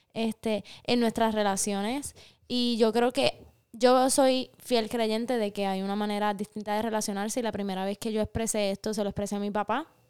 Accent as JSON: {"language": "Spanish", "town": "Aibonito", "country": "Puerto Rico", "tie": "born or raised there", "said": "nosotras somos hermanas, eh, nacimos y crecimos en Ay Bonito en el archipiélago de Boriquén, en el Caribe"}